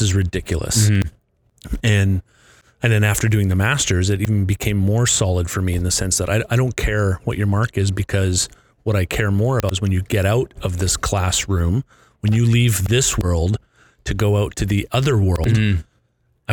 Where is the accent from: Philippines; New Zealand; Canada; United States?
Canada; now in Victoria, Canada; we're in Arizona and we're Canadian